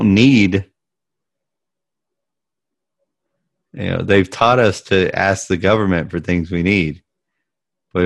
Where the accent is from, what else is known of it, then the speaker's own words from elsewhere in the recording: United States; I'm American